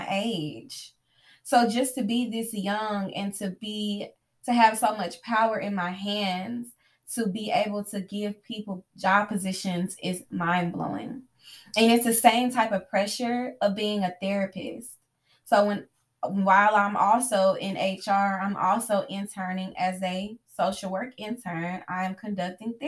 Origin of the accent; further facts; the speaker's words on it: the South, United States; me growing up in the South, being Black, being female, I have been conditioned from a young age to talk to my elders